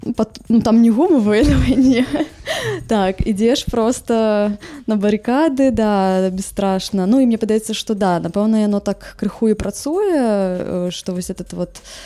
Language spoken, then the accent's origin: Belarusian; Vileyka, Minsk Region, Belarus; у маім родным горадзе ў вялейцы